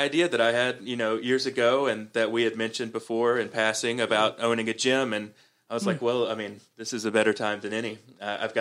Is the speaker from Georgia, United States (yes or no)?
yes; Columbus, Georgia, United States; moved away; I go back to Columbus, Georgia, my hometown